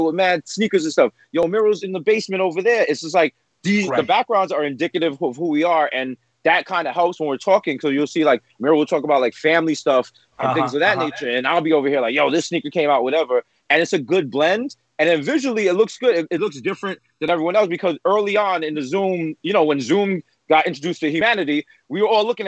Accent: New York City, New York, United States; growing up in the Bronx

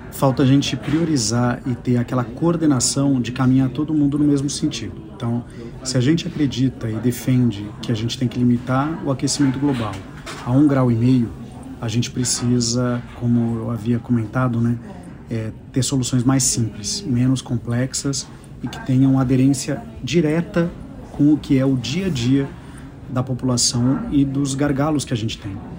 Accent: Brazil; A gente tem que ter muito orgulho, como brasileiros

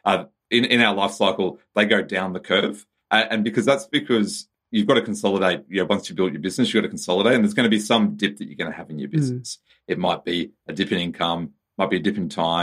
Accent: Australia; as an Australian

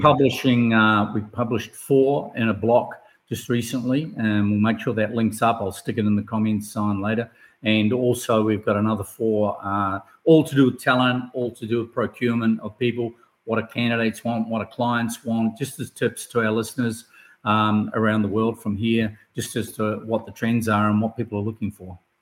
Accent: New Zealand; from New Zealand, from my home country

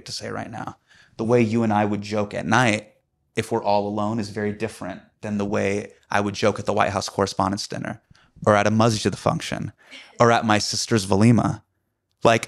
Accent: Davis, California, United States; also born or lived in Sacramento, California; I grew up in Davis. I grew up in Sacramento

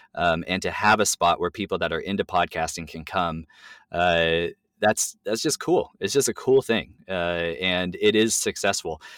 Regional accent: California, United States; now in Tacoma, United States; I'm Californian

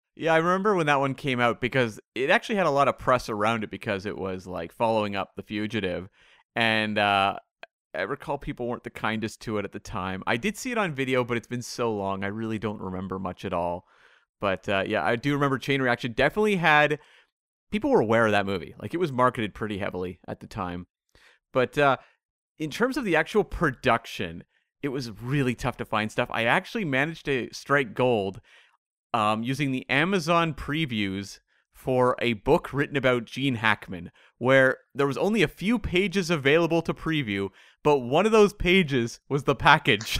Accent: Vancouver, British Columbia, Canada; Vancouver, my hometown here

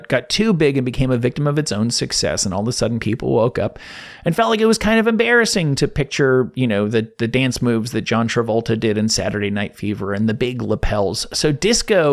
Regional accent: New Jersey, United States; growing up in New Jersey in the 80s

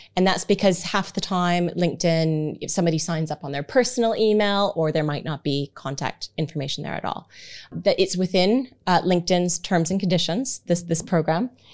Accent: Canada; moved away; I have Canadian terminology

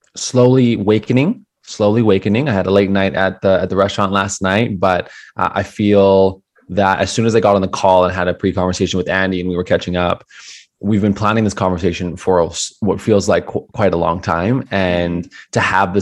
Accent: Calgary, Alberta, Canada; my hometown city of Calgary

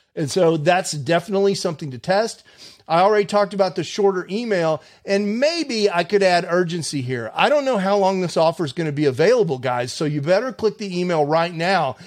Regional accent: Houston, Texas, United States; I'm from Houston originally

